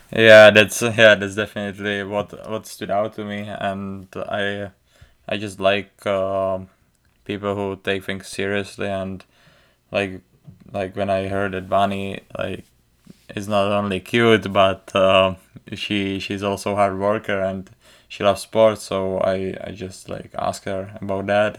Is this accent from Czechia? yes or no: yes; Czechia; accent: thick accent; English is a second language; moved away as an adult; also born or lived in United States; I, uh, grew up, uh, in the Czech Republic, playing hockey since I was, uh, four years old